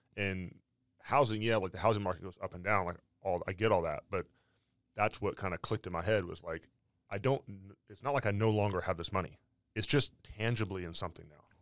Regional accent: California, United States; I was from California

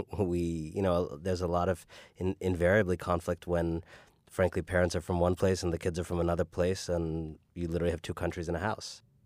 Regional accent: Cleveland, Ohio, United States; also born or lived in Paris, France; we lived in Cleveland for seven years, for my first seven years. We moved to Paris, France for three years

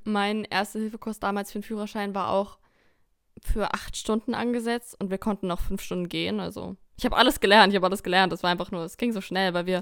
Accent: Lower Saxony, Germany; Wir kommen aus Niedersachsen

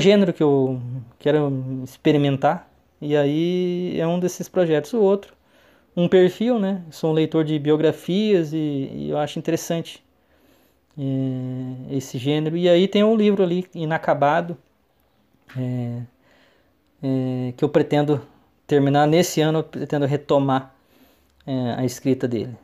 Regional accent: Tarumã, São Paulo, Brazil; moved away; Inclusive, nasci em Tarumã mesmo e tá lá na minha, no meu RG, né? Nascido em Tarumã, sou tarumaense

